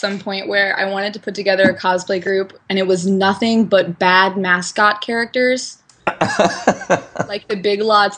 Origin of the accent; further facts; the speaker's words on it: the South, United States; I'm from the South, and, like, everyone in the South on Halloween is, like, a spooky ghost or princess